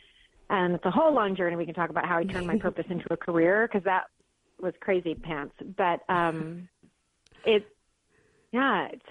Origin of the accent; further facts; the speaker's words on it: Detroit, Michigan, United States; moved away as an adult; also born or lived in Philadelphia; I was just born and raised in Detroit